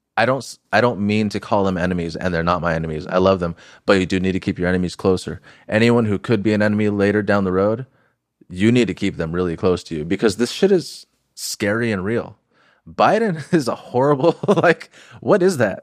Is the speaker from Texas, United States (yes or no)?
no; Huntington Beach, California, United States; I grew up in Huntington Beach